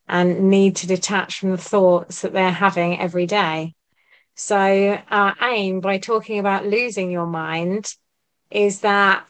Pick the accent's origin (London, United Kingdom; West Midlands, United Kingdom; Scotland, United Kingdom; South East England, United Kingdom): South East England, United Kingdom; Buckinghamshire; I'm from Buckinghamshire.